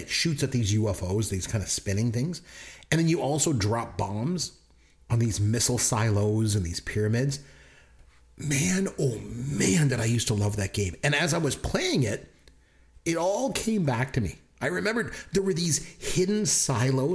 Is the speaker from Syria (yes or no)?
no; Canada; we're Canadian